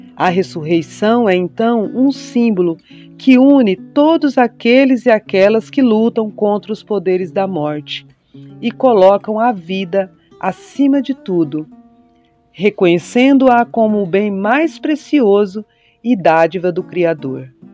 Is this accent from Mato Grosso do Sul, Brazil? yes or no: yes; Mato Grosso do Sul, Brazil; also born or lived in São Paulo; Nascida em São Paulo, por acaso, mas criada em criada, educada e, e vivida em Mato Grosso do Sul, centro-oeste brasileiro, hoje na, morando em Dourados